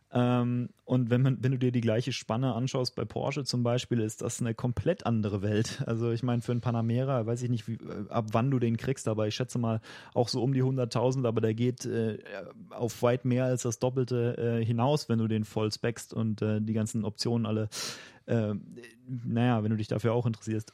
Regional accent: Germany; als Deutscher und auch als jemand, der vorhat, in äh, mittelfristiger Zukunft noch in Deutschland zu leben

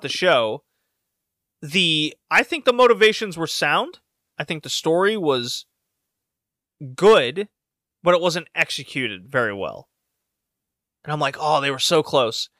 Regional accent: Houston, Texas, United States; I grew up in Houston.

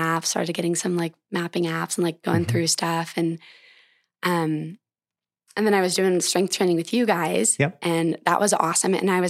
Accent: Montana, United States; well, what better than running, which I love through my home state of Montana

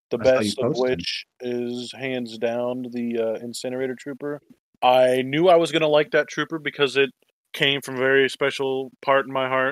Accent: the South, United States; we're all from the South

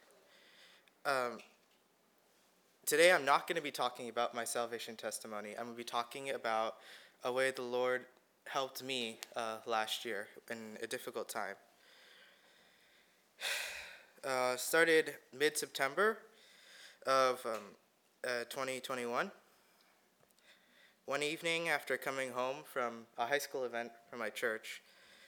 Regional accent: India; now in California, United States; I was born in India and I moved to the United States in 2008.

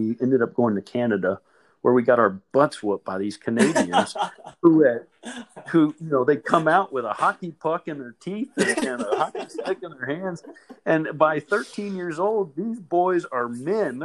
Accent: Louisville, Kentucky, United States; I grew up in a suburb of Louisville, Kentucky

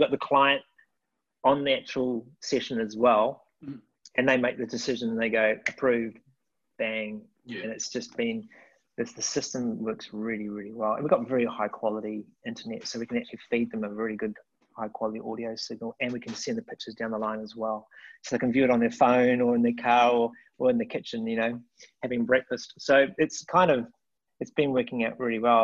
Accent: Hamilton, Waikato, New Zealand; also born or lived in Wellington, New Zealand; moved from Hamilton, my hometown, left my mum and dad

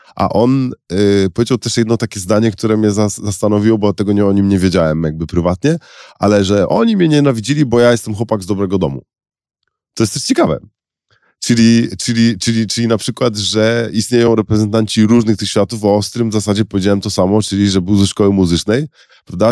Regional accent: Szczecin, West Pomeranian Voivodeship, Poland; chociaż sama moja rodzina jest trochę z Wilna, trochę z Lwowa, to urodziłem się w Szczecinie

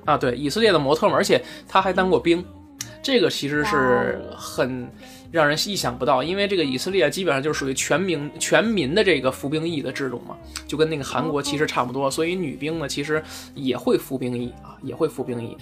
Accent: Beijing, China; 我作为一个北京人说四川话来讲啊，就是有点绕口

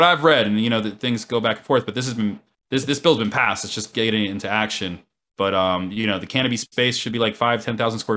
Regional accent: Florida, United States; accent: twang; now in New York City, United States; I'm from Florida

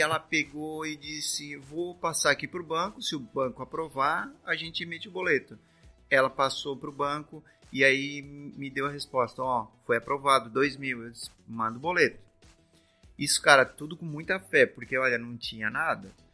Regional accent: Criciúma, Santa Catarina, Brazil; Nós somos de Criciúma, Santa Catarina, aqui mesmo

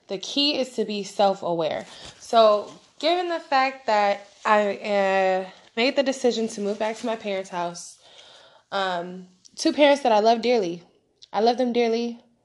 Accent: West Coast, United States; I'm from the West Coast

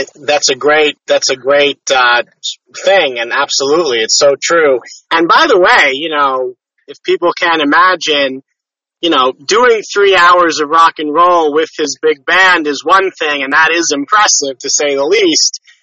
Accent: New York, United States; also born or lived in Connecticut; I'm a New York guy. That's more or less all I know, New York, Connecticut area

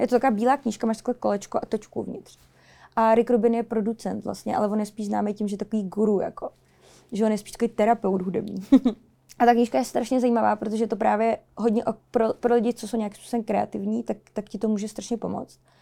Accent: Czechia; tady v Česku u nás

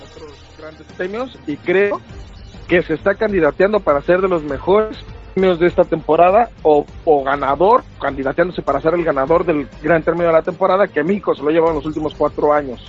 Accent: Guadalajara, Jalisco, Mexico; sale el corazón tapatío, pues es de, mi ciudad

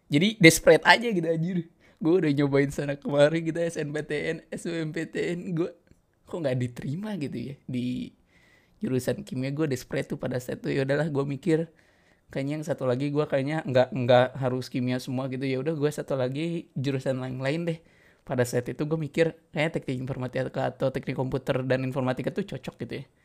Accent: Bandung, West Java, Indonesia; balik kampung gue ke Bandung gitu ya emang pada saat itu gue di Jawa tuh seneng nih gue ke Malang lah kayaknya di UB kayaknya aduh enak gitu ya suasananya sama kayak di kampung gue gitu kampung halaman di Bandung gitu ya

